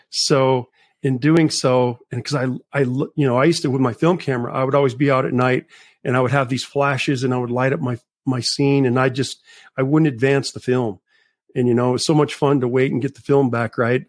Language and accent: English; Las Cruces, New Mexico, United States; Las Cruces, New Mexico, and I've lived here my whole life